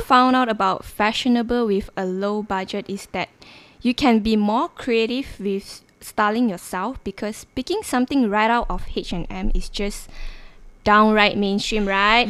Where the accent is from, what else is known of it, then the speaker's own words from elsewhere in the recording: Sabah, Malaysia; moved away as an adult; I'm actually from Sabah and I came all the way here just to study